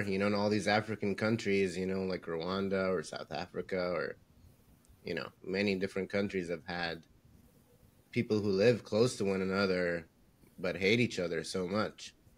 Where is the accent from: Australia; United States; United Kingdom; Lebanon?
Lebanon; me and Said were Lebanese. We we're from Lebanon